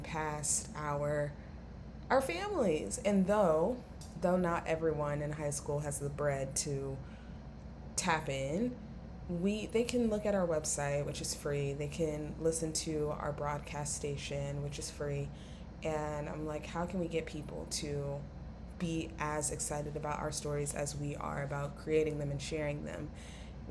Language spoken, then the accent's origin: English; Atlanta, Georgia, United States; I'm from Atlanta, which is a major city, of course.